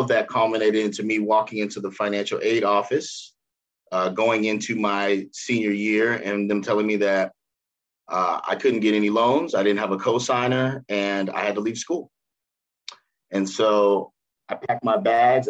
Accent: Cincinnati, Ohio, United States; I born and raised in Cincinnati, middle class, both my parents working

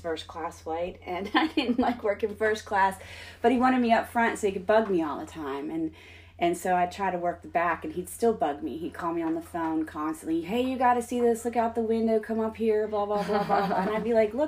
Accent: Pennsylvania, United States; I grew up in Pennsylvania, so I was more meat and potatoes kind of person.

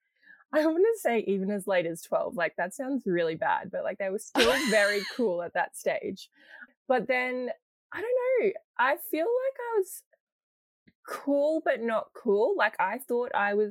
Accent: Ipswich, Queensland, Australia; I've kind of grown up in Ipswich, which is kind of like Yuggera Jaggera country.

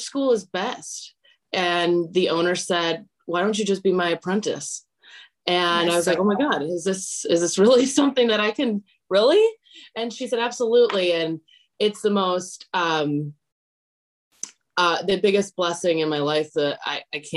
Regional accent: Wisconsin, United States; moved away as an adult; now in Los Angeles, United States; I actually am from Wisconsin. I'm from Kokona, Wisconsin, if anyone knows where that is. And I moved to LA about 3.5 years ago

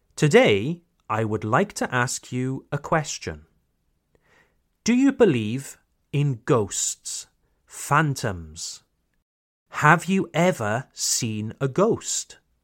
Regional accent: Wales, United Kingdom; my hometown in Wales

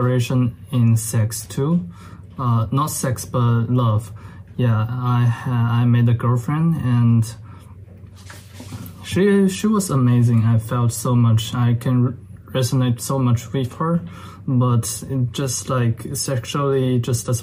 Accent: China; I was born and raised in China

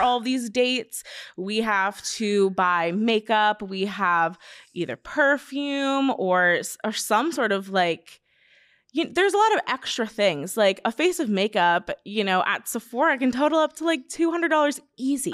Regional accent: Simi Valley, California, United States

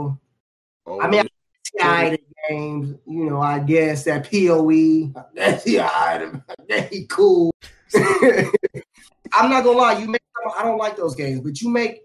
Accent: Indiana, United States; I'm from Indiana

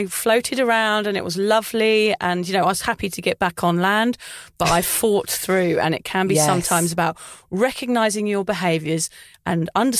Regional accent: England, United Kingdom; moved away; obviously I'm English.

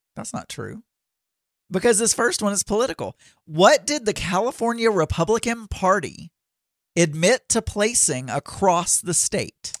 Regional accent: Philippines; moved away; I'm from the Philippines

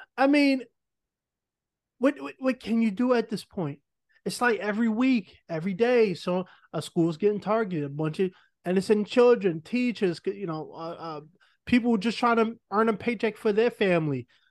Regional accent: New York, United States; I'm from New York. I grew up in the projects

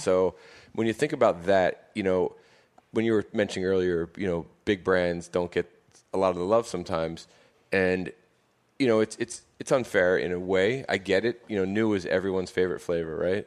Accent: Philadelphia, Pennsylvania, United States; moved away; I grew up with in Philly

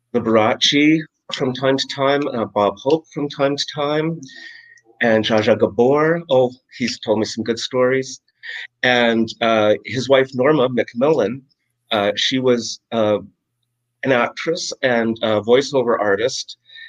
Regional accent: Calgary, Alberta, Canada; moved away as an adult; also born or lived in Vancouver, Canada; now in Jamestown, United States; Well, I'm from Canada. I was born in Calgary, Alberta, which is like a little Dallas, Texas in Canada. I was born during an oil boom.

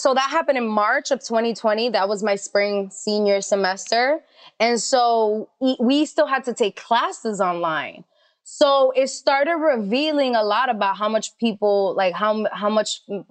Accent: New York City, New York, United States; I'm from Queens.

